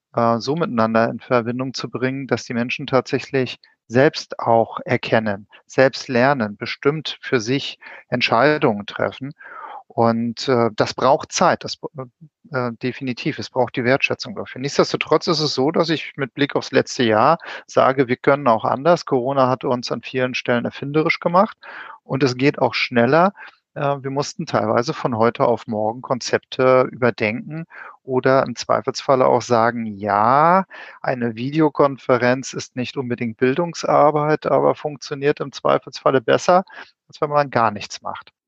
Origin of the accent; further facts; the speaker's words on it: Wismar, Mecklenburg-Vorpommern, Germany; now in Berlin, Germany; Ich bin ähnlich wie der Olli, ein Fischkopf, aber nicht aus Hamburg, aber eine andere Hansestadt, etwas kleiner, Wismar